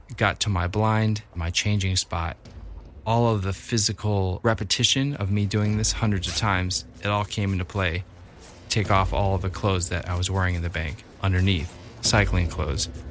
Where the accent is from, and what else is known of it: Libertyville, Illinois, United States; born or raised there